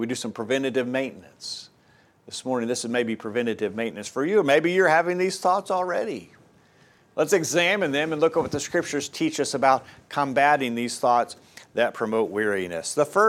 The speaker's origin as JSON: {"language": "English", "region": "Tennessee", "country": "United States", "tie": "born or raised there", "said": "And I grew up mostly over in East Tennessee where it's hilly."}